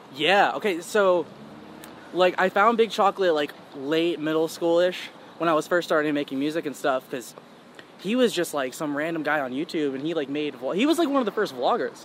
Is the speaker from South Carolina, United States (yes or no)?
no; Charlotte, North Carolina, United States; also born or lived in Queens, New York / Long Island, New York; I was raised like half of my childhood in Long Island, New York, and then half of it in Charlotte, North Carolina, which is where I still live now